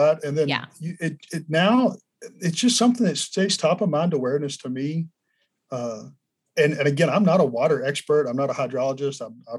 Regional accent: Del Rio, Texas, United States; moved away as an adult; also born or lived in Austin / Alabama; I am native Texan, but more specifically, I'm native West Texan. I grew up on the border near Del Rio in the more arid part of the state

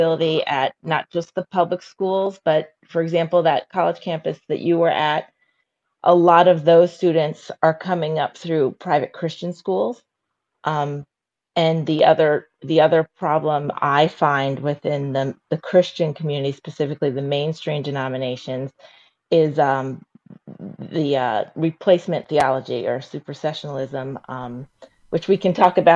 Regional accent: New York, United States; I grew up in New York

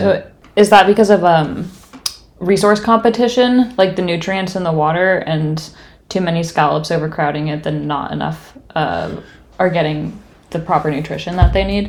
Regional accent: West Coast, United States; moved away; I'm from the West Coast and that is how I learned to pronounce it.

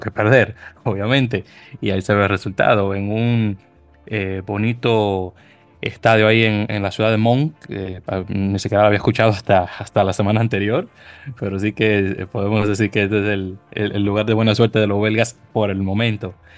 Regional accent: Dominican Republic; como buen dominicano que soy

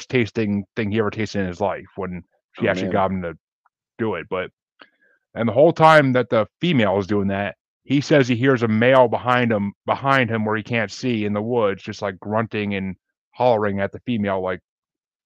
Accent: Tillson, New York, United States; moved away; I grew up in a little small town outside of Kingston and New Paltz, New York

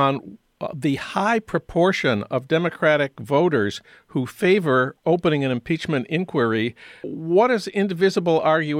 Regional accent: St. Paul, Minnesota, United States; That's news from my hometown of St. Paul

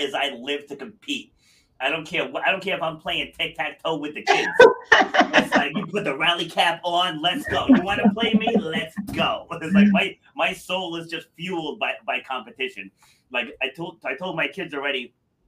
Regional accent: Rhode Island, United States; also born or lived in Far Rockaway, New York; raised up here in Little Rudy, though. So big difference from, you know, the big, fast-moving city. And I grew up in the woods in Rhode Island

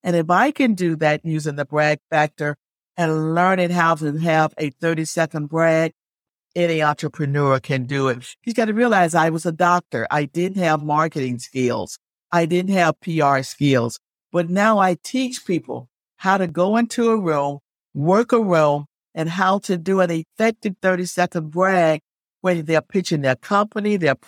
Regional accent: Alabama, United States; now in Virginia, United States; because I didn't grow up in Virginia. I grew up in Alabama. So here I was thrown into this place where I knew no one.

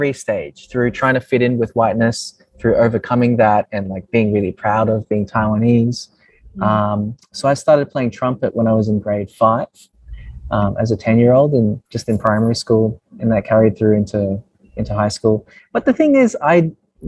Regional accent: Brisbane, Queensland, Australia; I grew up in Brisbane, also known as Mianjin. I grew up in a suburb called Sunnybank

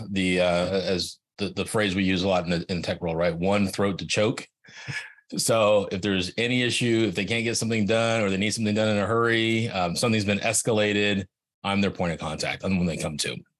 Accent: Silicon Valley, California, United States; I grew up in Silicon Valley

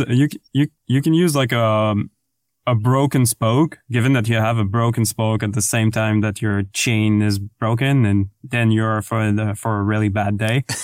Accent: France; English is a second language; moved away; I'm French to begin with, but English is my second language

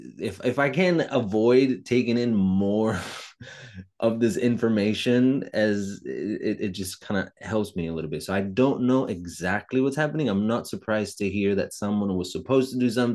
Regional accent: Italy; English is a second language; moved away as an adult; I was raised in Italy until I was 25

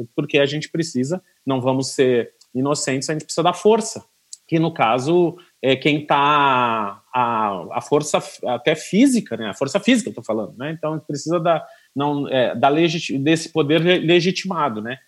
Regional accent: Rio Grande, Rio Grande do Sul, Brazil; moved away; eu sou do Rio Grande do Sul, sou de Rio Grande, Rio Grande do Sul

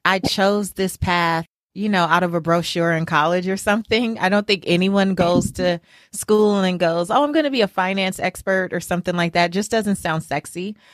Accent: Los Angeles, California, United States; as a little girl growing up in South Central Los Angeles

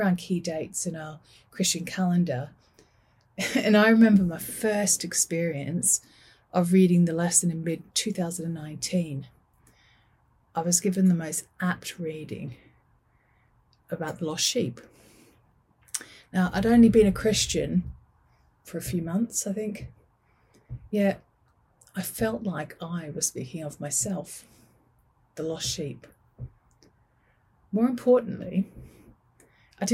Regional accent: Manchester, North West England, United Kingdom; I am from Manchester

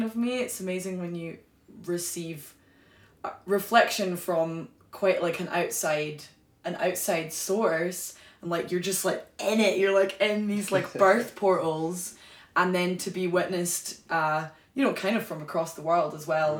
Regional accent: Glasgow, Scotland, United Kingdom; moved away; also born or lived in Wales; I was born and raised in Glasgow in Scotland

